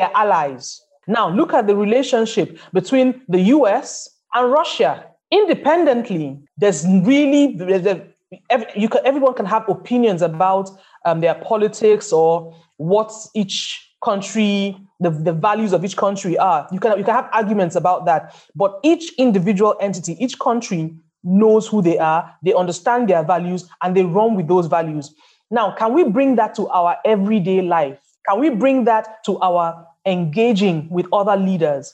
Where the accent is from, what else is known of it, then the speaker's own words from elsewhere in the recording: Nigeria; I live in Nigeria. I'm Nigerian